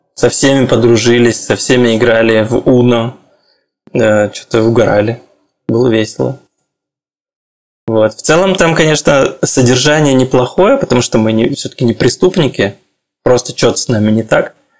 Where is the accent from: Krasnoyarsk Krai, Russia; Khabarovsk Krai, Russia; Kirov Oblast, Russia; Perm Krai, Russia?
Khabarovsk Krai, Russia; Khabarovsk; moved away as an adult; also born or lived in Moscow, Russia / Belgrade, Serbia; now in Tel Aviv, Israel; Я из Хабаровска